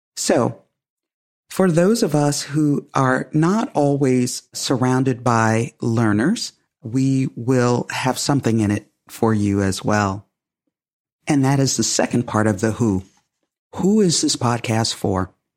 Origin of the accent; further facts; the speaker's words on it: United States; I'm African American, and I come with that lived experience